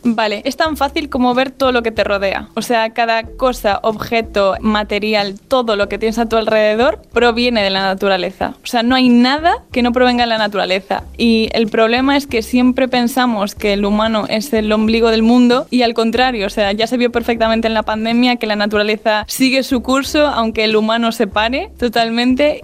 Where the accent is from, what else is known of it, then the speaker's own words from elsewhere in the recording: As Pontes, Galicia, Spain; yo soy de Aspontes, entonces claro, es un pueblo que está muy ligado a la naturaleza